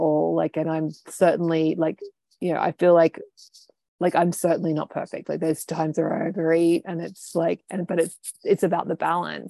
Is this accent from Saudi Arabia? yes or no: no; United Kingdom; Yeah, as a culture, like as a Brit, right?